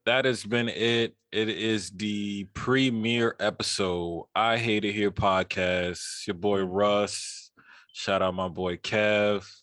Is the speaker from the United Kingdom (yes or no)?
no; New York City, New York, United States; I'm from Queens.